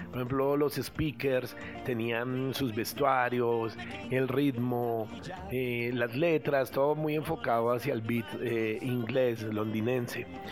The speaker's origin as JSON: {"language": "Spanish", "region": "Bogotá", "country": "Colombia", "tie": "born or raised there", "also_born_or_lived": "Antioquia", "said": "yo soy antioqueño, eh, más, bogotano, más bogotano que antioqueño porque pues me trajeron acá cuando era muy pequeñito"}